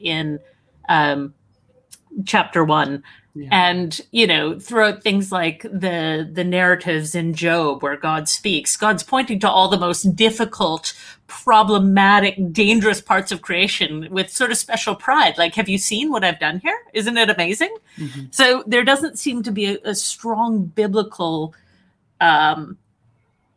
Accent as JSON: {"language": "English", "region": "Alberta", "country": "Canada", "said": "I'm Canadian from Alberta"}